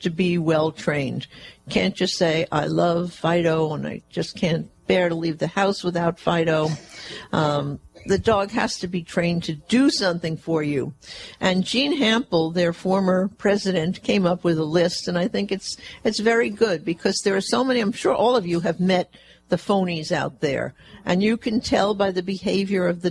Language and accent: English; Fresno, California, United States; my hometown of Fresno